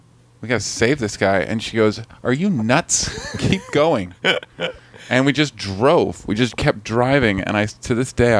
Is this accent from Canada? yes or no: yes; Canada; I'm from Canada